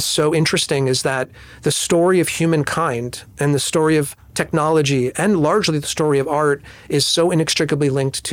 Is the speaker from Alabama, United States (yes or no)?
no; New Jersey, United States; moved away; also born or lived in New York; I was born in New Jersey, but I've lived most of my life or over half my life in New York